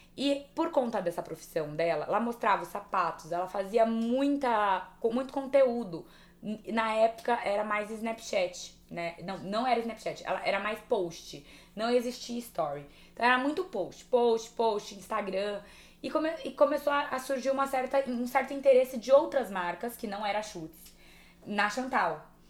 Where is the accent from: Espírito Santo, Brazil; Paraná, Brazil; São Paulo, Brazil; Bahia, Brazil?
São Paulo, Brazil; São José do Rio Preto; eu sou do interior de São José do Rio Preto.